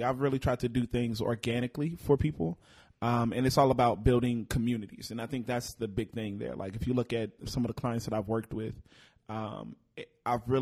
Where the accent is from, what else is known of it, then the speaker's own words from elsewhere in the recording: Fort Worth, Texas, United States; also born or lived in Houston, Texas / Florida; now in Dallas, United States; born and raised in Fort Worth